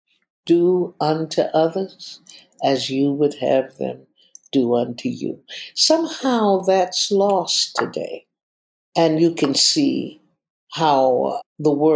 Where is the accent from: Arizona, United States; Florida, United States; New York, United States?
Florida, United States; Fort Pierce; moved away; also born or lived in Chicago; I'm from Fort Pierce, Florida. I was born there